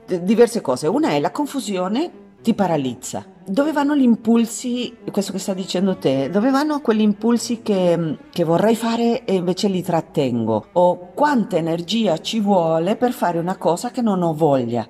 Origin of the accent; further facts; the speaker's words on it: San Juan, Argentina; moved away; Che è il mio paese di origine, Argentina, San Juan